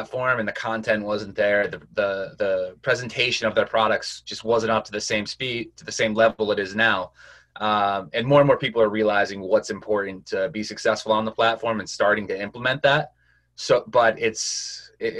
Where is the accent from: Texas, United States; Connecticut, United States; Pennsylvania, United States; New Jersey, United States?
Connecticut, United States; I'm from Connecticut